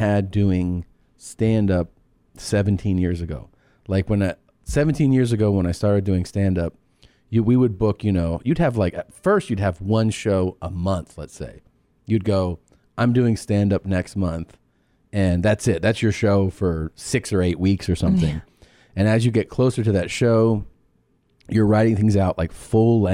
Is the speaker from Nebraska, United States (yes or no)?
no; Miami, Florida, United States; moved away; It's Miami. They're really crazy down there. At least they were when I was growing up.